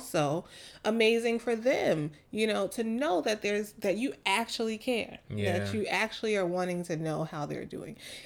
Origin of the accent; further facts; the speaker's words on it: New York City, New York, United States; moved away; the girls I grew up with in Queens on the block